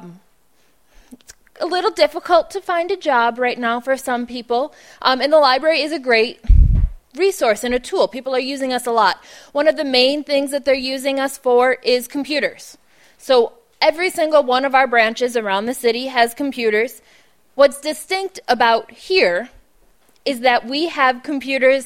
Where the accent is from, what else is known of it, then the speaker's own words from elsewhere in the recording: Buffalo, New York, United States; I'm from Buffalo, so it's cold